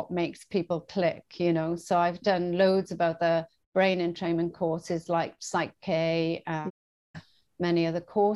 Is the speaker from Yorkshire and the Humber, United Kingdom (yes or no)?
no; Bridgend, Wales, United Kingdom; moved away as an adult; also born or lived in Swansea, Wales / Bermuda; now in Australia; move from my hometown, Bridgend, to Swansea, another town